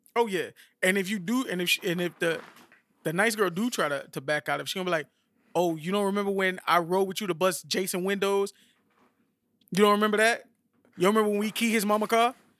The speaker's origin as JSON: {"language": "English", "town": "Miami", "region": "Florida", "country": "United States", "said": "I'm from Miami"}